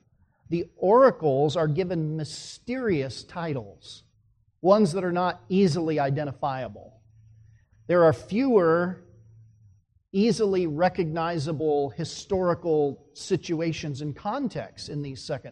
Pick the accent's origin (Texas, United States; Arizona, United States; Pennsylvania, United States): Arizona, United States; Phoenix; I grew up in Phoenix, Arizona